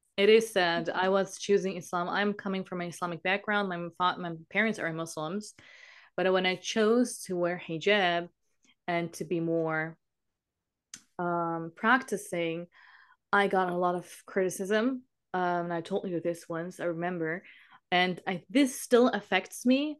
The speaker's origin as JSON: {"language": "English", "country": "Germany", "said": "I'm from Germany"}